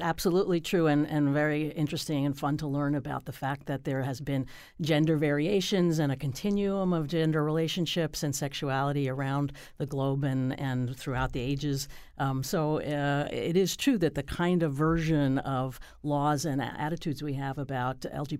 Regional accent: Connecticut, United States; So I would say that I'm very proud of Connecticut as my home state

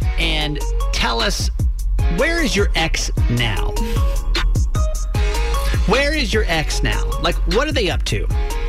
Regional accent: Georgia, United States; moved away; at least I was coming from the South, you know? Okay, yeah. I was born in Georgia. Like, my life through then had been to Georgia.

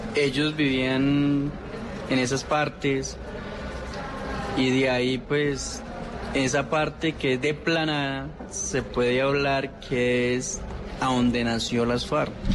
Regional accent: Gaitania, Tolima, Colombia; soy yo, de Gaitania Tolima del oso

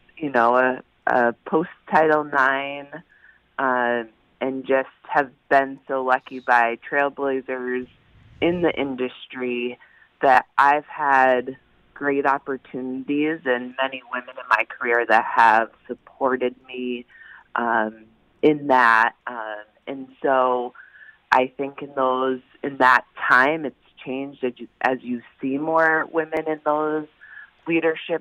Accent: Maine, United States; now in Connecticut, United States; I grew up in Maine

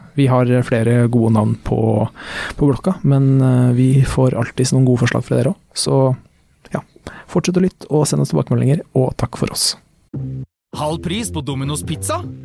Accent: Norway; jeg vokste opp i Skjetve

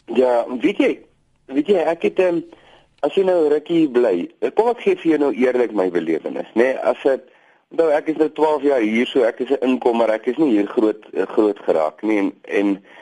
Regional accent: Boland, Western Cape, South Africa; moved away as an adult; now in Namaqualand, South Africa; Ek kom uit die Boland uit.

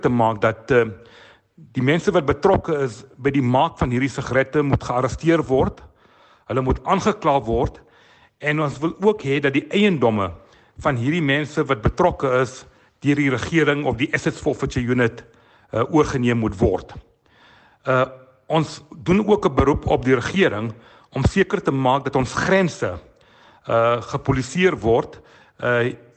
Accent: South Africa; ons as Suid-Afrikaners

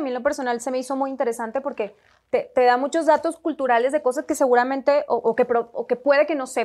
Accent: Mexico; yo no, tengo la fortuna de, ser mexicana, no nací en México, entonces hay cositas que todavía se me escapan

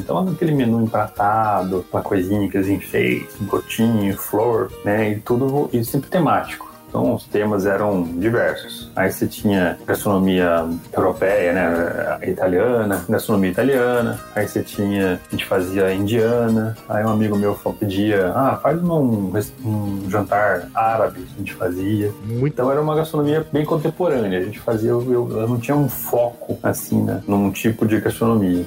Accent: Avaré, São Paulo, Brazil; moved away as an adult; now in Campinas, Brazil; eu nasci, eu e minha esposa, né, nascemos em Avaré, na verdade, que é bem mais pro interiorzão ali, perto de Bauru, Botucatu. E eu me mudei para Campinas para estudar

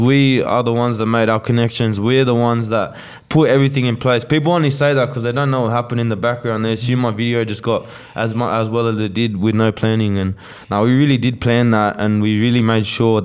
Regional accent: Australia; accent: Aussie; I'm using my Aussie accent

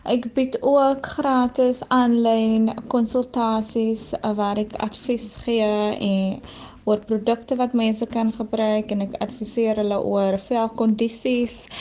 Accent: Atlantis, Western Cape, South Africa; Ek is van Atlantis. Ek is 26 jaar oud. Ek het my skoolloopbaan hier in Atlantis voltooi.

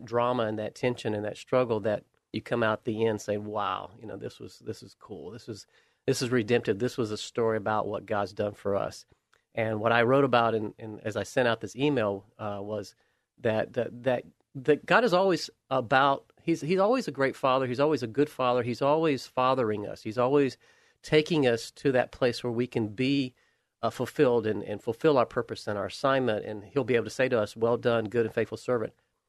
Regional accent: the South, United States; I grew up in the South. I understood the context of Alabama and Georgia and the struggles and challenges.

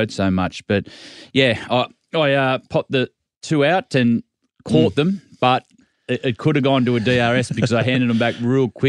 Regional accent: Australia; I'm an Aussie rock man. I grew up listening to … and I enjoyed all the live pub scene as you'd imagine.

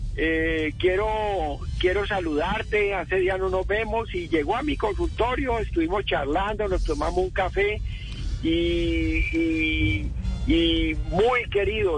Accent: Colombia; como colombianos

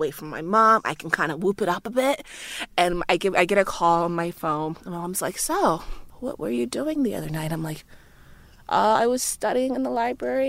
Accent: Liberia; also born or lived in United States; now in Australia; growing up in Liberia

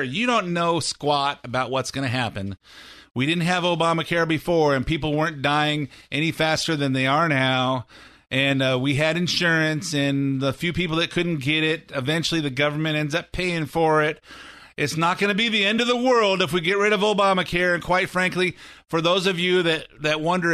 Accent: California, United States; I'm from California

